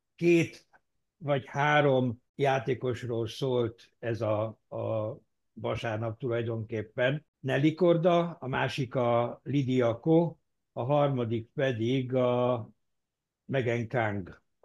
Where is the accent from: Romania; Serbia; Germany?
Germany; németként én